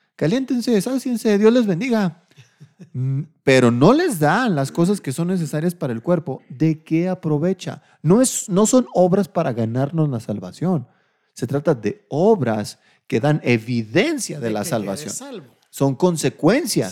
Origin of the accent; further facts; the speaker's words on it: Delicias, Chihuahua, Mexico; moved away; allá en Delicias, mi tierra, mi tierra caliente